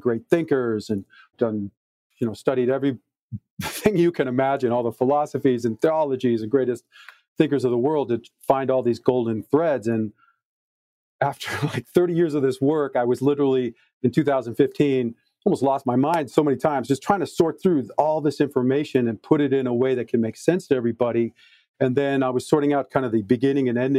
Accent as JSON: {"language": "English", "town": "Detroit", "region": "Michigan", "country": "United States", "tie": "born or raised there", "said": "I was born in Detroit, Michigan in 1966"}